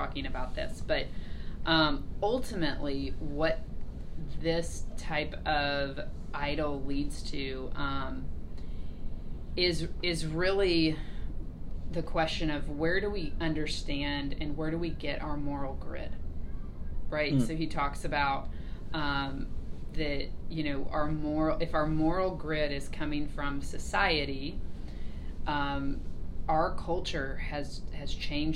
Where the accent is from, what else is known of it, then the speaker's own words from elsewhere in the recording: United States; my freedom as an American